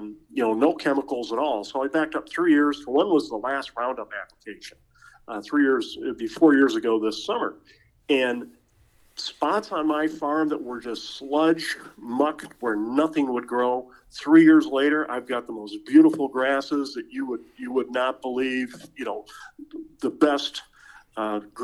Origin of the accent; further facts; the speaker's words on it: Buffalo, New York, United States; I grew up in Buffalo, New York.